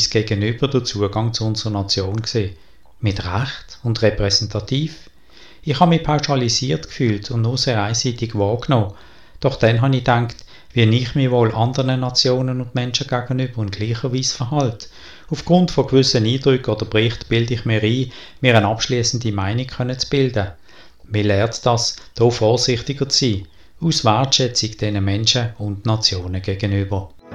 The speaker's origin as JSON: {"language": "German", "country": "Switzerland", "said": "als Schweizer"}